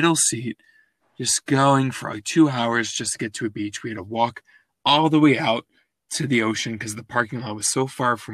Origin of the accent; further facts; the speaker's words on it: Westchester County, New York, United States; I grew up in Westchester County